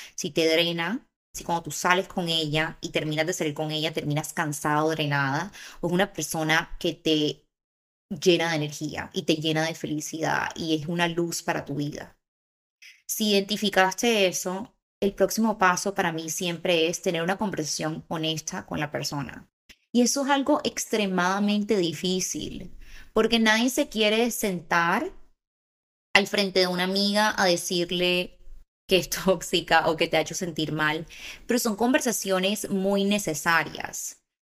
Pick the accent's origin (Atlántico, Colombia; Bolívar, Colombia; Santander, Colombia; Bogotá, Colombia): Atlántico, Colombia; Barranquilla; moved away as an adult; also born or lived in Bogotá; now in Los Angeles, United States; yo me crié en Barranquilla